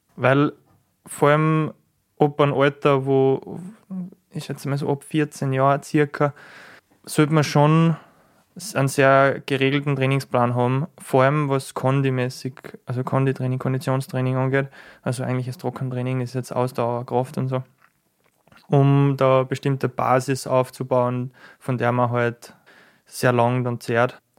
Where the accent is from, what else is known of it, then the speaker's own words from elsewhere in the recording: Schladming, Styria, Austria; ich bin in Schladming aufgewachsen